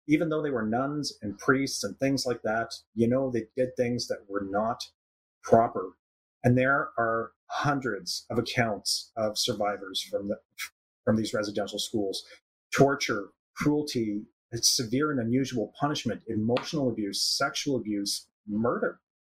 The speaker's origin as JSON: {"language": "English", "country": "Canada", "said": "I say I'm Canadian"}